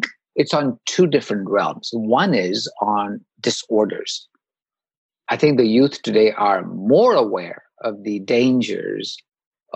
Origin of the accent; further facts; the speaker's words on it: India; moved away as an adult; now in United States; I grew up in India